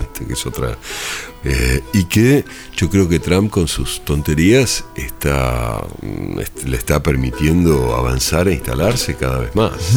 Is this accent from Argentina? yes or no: yes; Argentina; accent: Argentine; moved away; also born or lived in Spain